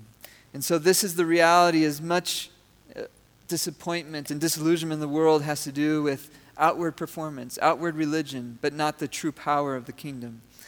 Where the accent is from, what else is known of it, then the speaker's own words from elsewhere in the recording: Venezuela; I grew up in Venezuela.